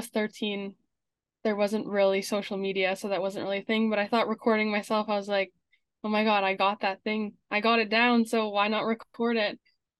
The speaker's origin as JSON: {"language": "English", "town": "Winnipeg", "region": "Manitoba", "country": "Canada", "said": "I'm from Winnipeg, Manitoba, Canada."}